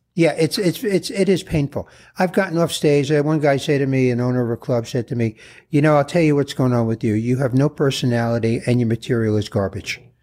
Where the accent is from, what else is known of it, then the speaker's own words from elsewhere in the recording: New York City, New York, United States; I was born in the Bronx